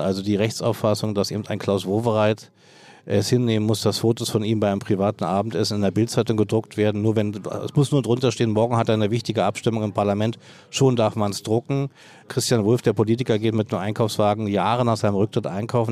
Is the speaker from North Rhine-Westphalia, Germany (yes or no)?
no; Berlin, Germany; seit meiner Jugend als Berliner, Westberliner Jugendlicher